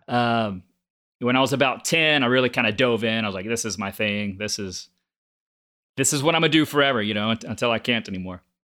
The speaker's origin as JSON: {"language": "English", "town": "Galveston", "region": "Texas", "country": "United States", "tie": "born or raised there", "said": "I grew up on Galveston Island. So just a little barrier island about an hour south of Houston."}